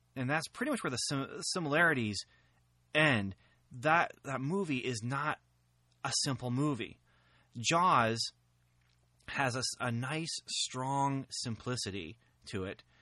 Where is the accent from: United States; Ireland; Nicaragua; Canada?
United States; near Lafayette, Indiana; Very close to my hometown here